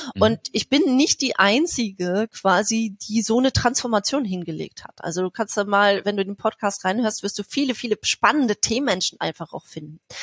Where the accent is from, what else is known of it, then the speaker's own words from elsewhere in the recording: East Germany, Germany; ich bin, bin ein Ossi durch und durch